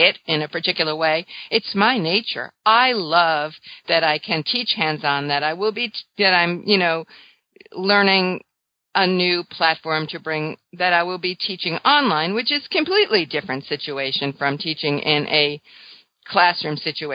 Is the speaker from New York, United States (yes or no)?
yes; New York, United States; I'm a New Yorker